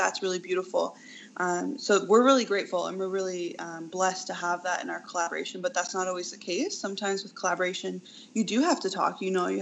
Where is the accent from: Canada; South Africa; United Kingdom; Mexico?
Canada; Oneida Nation of the Thames, Ontario; I come from Oneida Nation of the Thames, and I sit in Turtle Clan.